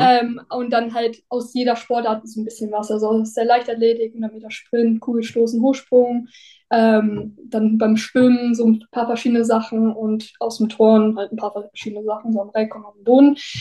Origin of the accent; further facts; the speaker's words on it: near Newcastle, North East England, United Kingdom; now in Germany; Ich bin in England aufgewachsen, also beziehungsweise bin in Deutschland geboren und dann mit zweieinhalb, sind, also als ich zweieinhalb war, sind meine Eng Eltern nach England gezogen, in den Nordosten, in die Nähe von Newcastle